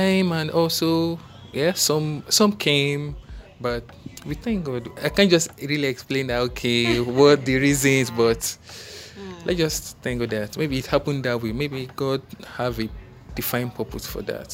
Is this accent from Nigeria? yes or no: yes; Delta, Nigeria; I'm from Delta State